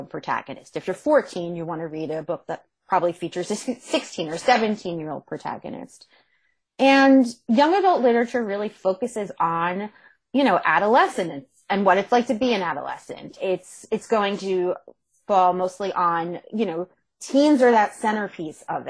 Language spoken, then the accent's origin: English; Monmouth County, New Jersey, United States; moved away; I'm from New Jersey originally. I'm from Monmouth County, which is Central Jersey